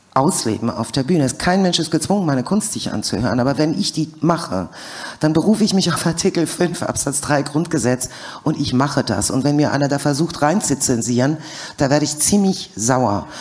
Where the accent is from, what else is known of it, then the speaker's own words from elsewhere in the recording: Germany; also born or lived in USSR; ich bin in der UdSSR groß geworden, besser gesagt geboren worden und bin dann wiederum in der BED aufgewachsen